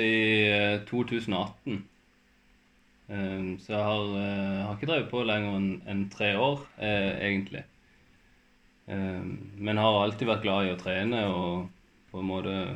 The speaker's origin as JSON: {"language": "Norwegian", "town": "Farsund", "region": "Agder", "country": "Norway", "moved": "as an adult", "lives_now": "Kristiansand, Norway", "said": "jeg er egentlig fra, jeg er fra Spinn, så jeg er fra langt oppi, oppi skauen"}